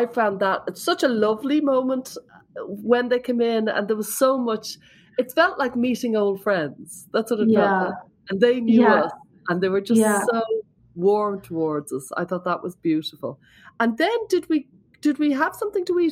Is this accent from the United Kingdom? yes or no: no; Ireland; I'm there from Ireland